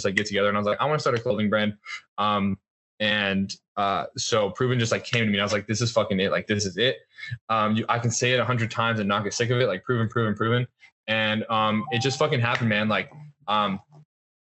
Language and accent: English; Colorado, United States; where I grew up in Colorado